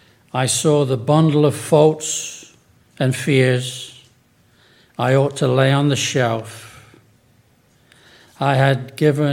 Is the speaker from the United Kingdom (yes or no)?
yes; England, United Kingdom; moved away; also born or lived in Chicopee, Massachusetts; I was from England